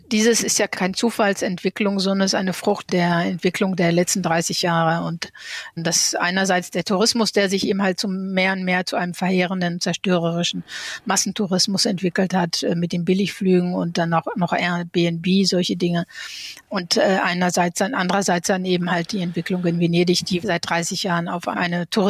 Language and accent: German; North Rhine-Westphalia, Germany; ich meine, ich bin im Ruhrgebiet aufgewachsen. Ich hatte in Paris unter anderem studiert und ich wollte eben nach Paris wieder zurückkehren.